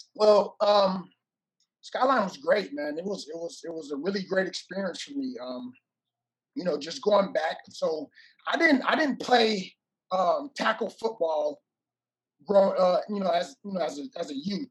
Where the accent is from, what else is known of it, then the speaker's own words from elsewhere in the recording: Oakland, California, United States; moved away as an adult; also born or lived in Hawaii; I was born and raised in Oakland, California